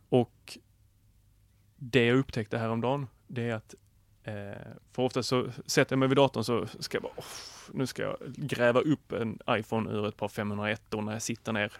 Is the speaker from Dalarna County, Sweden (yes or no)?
no; Skåne, Sweden; jag är skåning